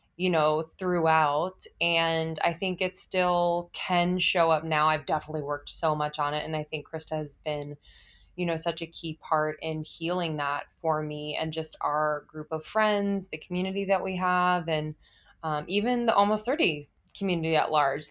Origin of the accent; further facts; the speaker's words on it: East Coast, United States; also born or lived in Los Angeles / New York; now in Brooklyn, United States; I grew up on the East Coast, s, and I have lived in New York before